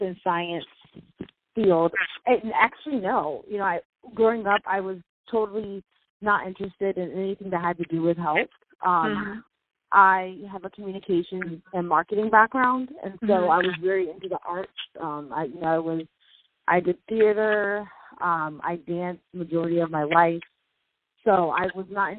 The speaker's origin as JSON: {"language": "English", "region": "Florida", "country": "United States", "tie": "born or raised there", "also_born_or_lived": "Boston", "said": "I am from Florida. I was born in Boston, raised in Florida."}